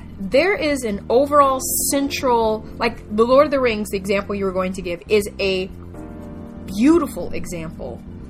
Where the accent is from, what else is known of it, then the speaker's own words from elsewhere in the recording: United States; I'm saying we because we're both American.